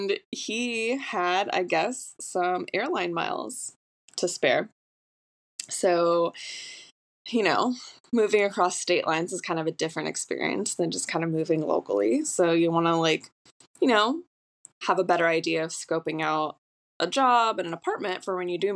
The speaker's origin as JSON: {"language": "English", "area": "Orange County", "region": "California", "country": "United States", "tie": "born or raised there", "also_born_or_lived": "Austin, Texas", "moved": "as an adult", "lives_now": "Long Beach, United States", "said": "I am from Orange County. I didn't move away for college. I stayed local"}